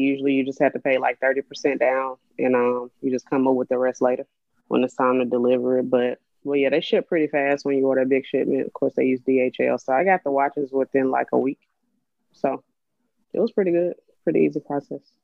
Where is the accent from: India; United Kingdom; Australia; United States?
United States; Birmingham, Alabama; I'm from Birmingham, Alabama. I'm I almost said 29, I'm 30 years old. Just turned 30 last month in October. So I'm getting used to saying 30 now. born and raised in Birmingham.